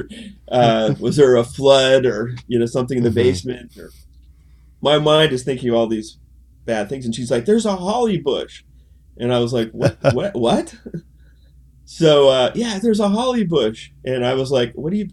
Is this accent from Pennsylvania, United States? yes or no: yes; Pittsburgh, Pennsylvania, United States; moved away as an adult; I grew up in Pittsburgh